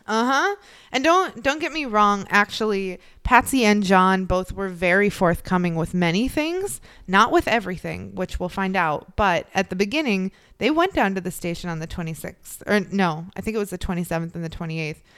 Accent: Chicago, Illinois, United States; I grew up in the Chicagoland area

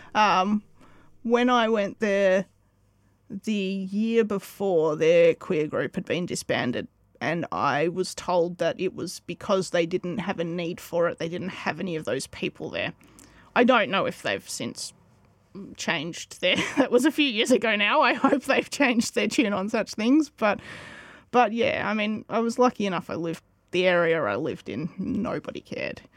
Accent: Woodend, Victoria, Australia; now in Kyneton, Australia; I grew up in Woodend, so yeah, just down the road.

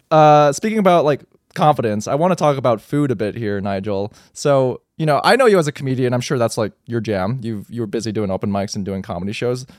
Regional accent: United States; growing up in America

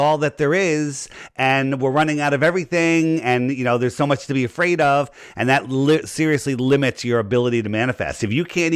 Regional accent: United States; I grew up in Fairfield County

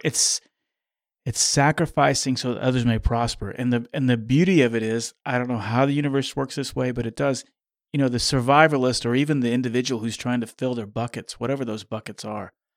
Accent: Kansas, United States; growing up in Kansas

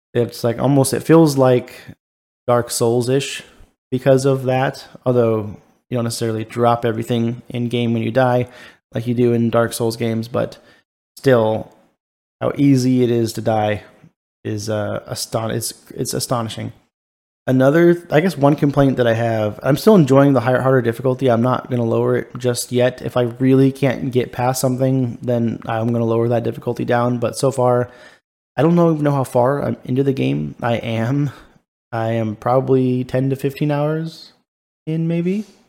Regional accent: Ladera Ranch, California, United States; born or raised there; moved away

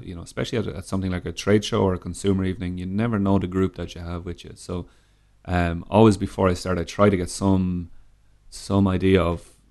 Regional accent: Dublin, Leinster, Ireland; Born and raised in Ireland, yeah. Born in Dublin.

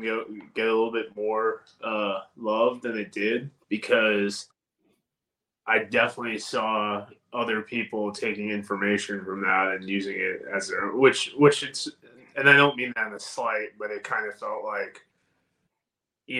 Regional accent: New York, United States; accent: New York; moved away; I'm originally a New Yorker

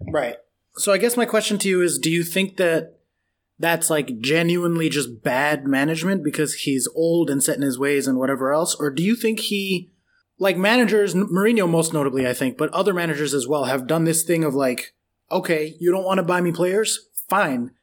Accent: United States; I'm American

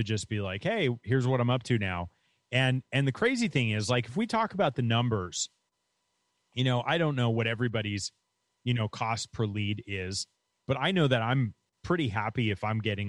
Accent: New York, United States; moved away as an adult; also born or lived in Florida; I grew up in New York and I went to Florida to go to college.

